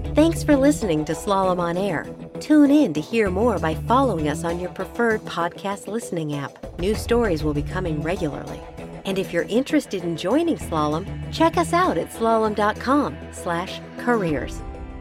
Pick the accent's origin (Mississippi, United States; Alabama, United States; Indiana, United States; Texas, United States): Texas, United States; English is a second language; also born or lived in Seoul, South Korea / Virginia; growing up as a, as a minority in Texas